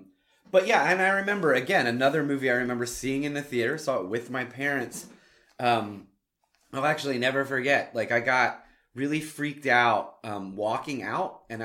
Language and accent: English; Plano, Texas, United States; And I grew up in Plano.